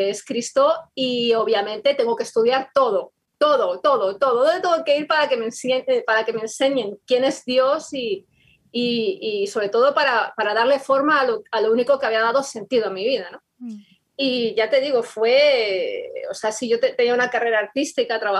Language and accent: Spanish; Madrid, Community of Madrid, Spain; bueno, ambos eh, somos de España, somos eh, de Madrid eh, y nos convertimos al Señor el mismo día